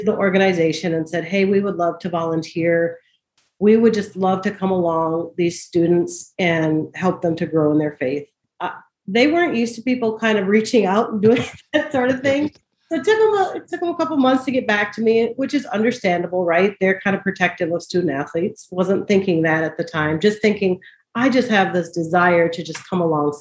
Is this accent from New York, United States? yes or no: no; Minnesota, United States; moved away as an adult; We grew up in Minnesota